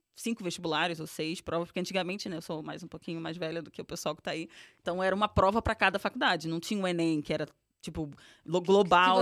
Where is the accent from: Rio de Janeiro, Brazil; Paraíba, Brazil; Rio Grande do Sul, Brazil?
Rio de Janeiro, Brazil; accent: carioca; moved away as an adult; now in São Paulo, Brazil; sou carioca, venho do subúrbio do Rio de Janeiro, de Irajá.